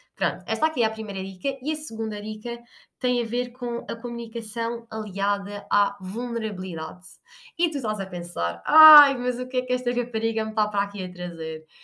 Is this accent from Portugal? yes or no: yes; Portugal; nós portugueses